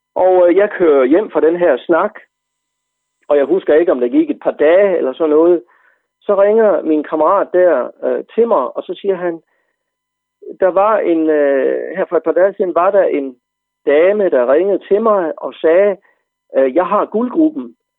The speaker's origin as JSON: {"language": "Danish", "area": "Central Jutland", "region": "Central Denmark Region", "country": "Denmark", "tie": "born or raised there", "said": "Jeg er vokset op på landet i Midtjylland"}